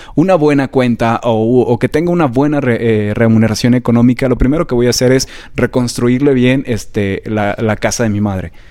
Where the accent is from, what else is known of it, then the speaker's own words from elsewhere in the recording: Aguascalientes, Mexico; moved away as an adult; now in Mexico City, Mexico; yo soy originario de Aguascalientes. Siempre presumo de dónde soy porque soy hidrocálido de corazón